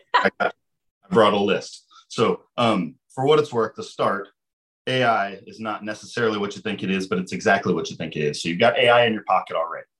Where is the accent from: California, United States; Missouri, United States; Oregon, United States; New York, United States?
Missouri, United States; Lebanon; I'm from Lebanon. I grew up down here.